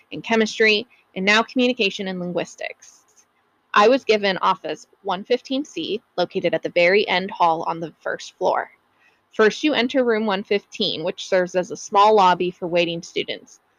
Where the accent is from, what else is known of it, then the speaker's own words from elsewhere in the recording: Tucson, Arizona, United States; right here in my hometown of Tucson, Arizona, in my very own workplace.